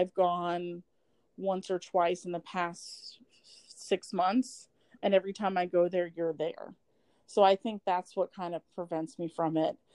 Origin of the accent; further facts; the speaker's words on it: Polk County, Florida, United States; I'm from Polk County.